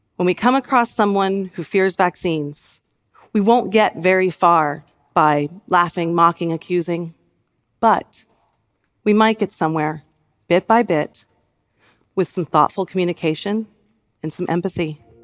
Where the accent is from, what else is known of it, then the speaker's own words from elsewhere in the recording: United States; in my home country